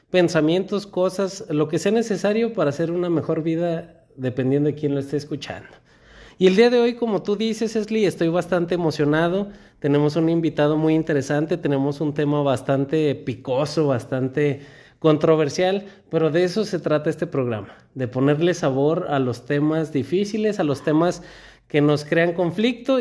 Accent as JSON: {"language": "Spanish", "region": "Aguascalientes", "country": "Mexico", "tie": "born or raised there", "said": "mi cultura en la que crecí, en México, en Aguascalientes"}